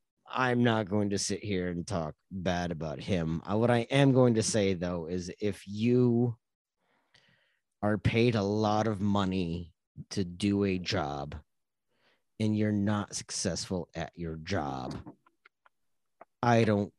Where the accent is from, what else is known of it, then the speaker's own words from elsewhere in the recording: Eastern Iowa, United States; I grew up in Eastern Iowa.